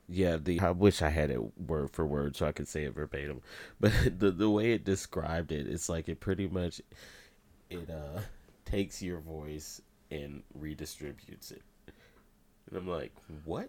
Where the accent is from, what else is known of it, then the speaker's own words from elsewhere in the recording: Indiana, United States; I'm from Indiana